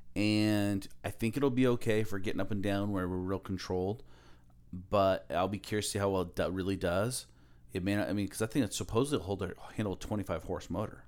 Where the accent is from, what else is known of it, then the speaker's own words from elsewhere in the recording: Aloha, Oregon, United States; moved away as an adult; also born or lived in Camas, Washington; now in Alaska, United States; I grew up in Aloha